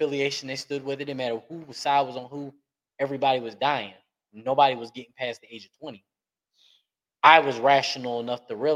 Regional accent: Philadelphia, Pennsylvania, United States; moved away; also born or lived in Atlanta, Georgia / Little Rock, Arkansas; I'm already from Philly, that's a major city. Coming to Atlanta was like a slowdown from Philly

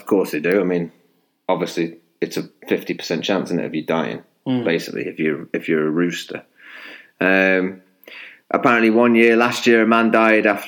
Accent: Chester, North West England, United Kingdom; I grew up in Chester

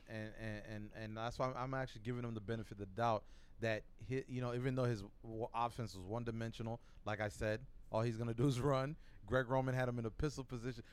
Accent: Buffalo, New York, United States; moved away; I'm from Buffalo

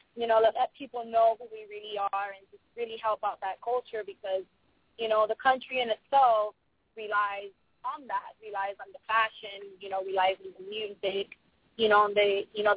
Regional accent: Miami, Florida, United States; also born or lived in Lowell, Massachusetts; I was born in the States, in Lowell, Massachusetts, with Miami when I was one

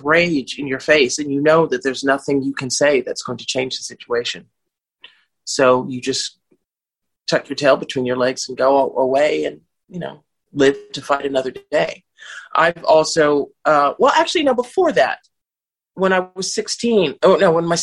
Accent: Los Angeles, California, United States; moved away as an adult; also born or lived in United Kingdom; now in Italy; I grew up in Bel Air and Malibu, which are the exclusive neighborhoods in Los Angeles

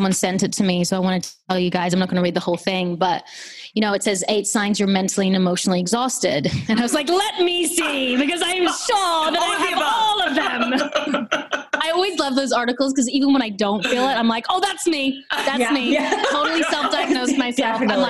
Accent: Australia; now in United States; I'm Australian.

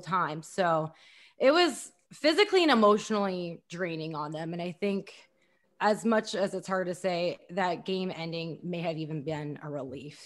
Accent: Columbus, Ohio, United States; moved away as an adult; also born or lived in Oxford, Ohio / Dallas; I grew up in Columbus

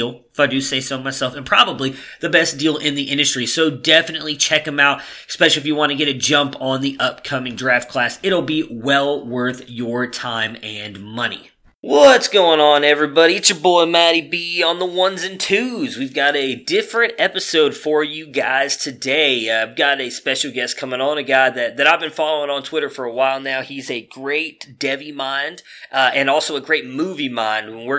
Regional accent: Cleveland, Ohio, United States; now in Dallas, United States; that is my hometown

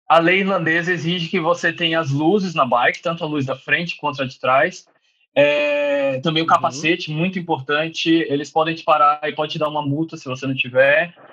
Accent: São Paulo, Brazil; moved away as an adult; now in Dublin, Ireland; eu sou de São Paulo

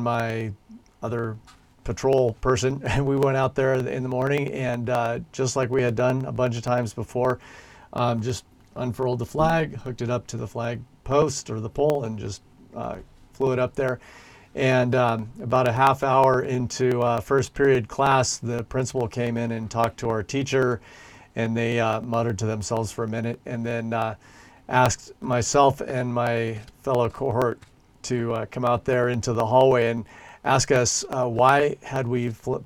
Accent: United States; now in Christchurch, New Zealand; my fellow Americans back in the USA

